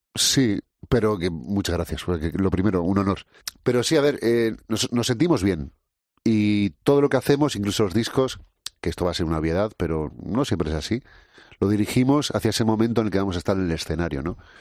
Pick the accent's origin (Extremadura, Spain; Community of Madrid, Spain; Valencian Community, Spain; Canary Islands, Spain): Canary Islands, Spain; now in Basque Country, Spain